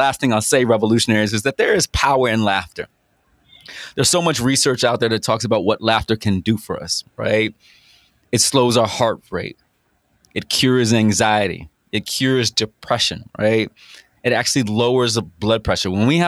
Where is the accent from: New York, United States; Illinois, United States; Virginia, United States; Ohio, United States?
Virginia, United States; Virginia Beach; I come from Green Run